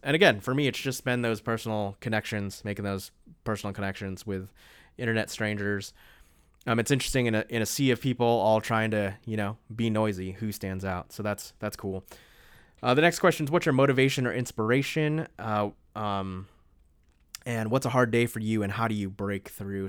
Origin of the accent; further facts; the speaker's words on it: East Coast, United States; moved away as an adult; also born or lived in the South; now in Honolulu, United States; I grew up on the East Coast